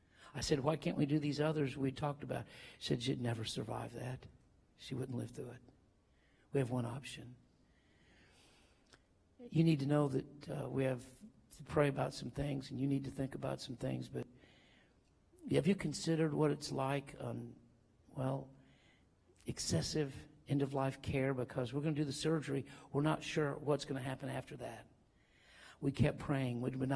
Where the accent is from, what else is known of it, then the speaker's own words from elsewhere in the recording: Denver, Colorado, United States; I got there. I am from Denver. I flew in quick as I could at midnight.